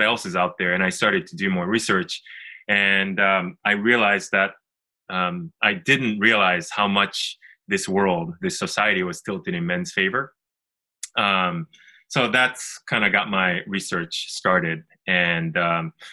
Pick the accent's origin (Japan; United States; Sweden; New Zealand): Japan; I'm originally from Japan, and we actually live in Tokyo.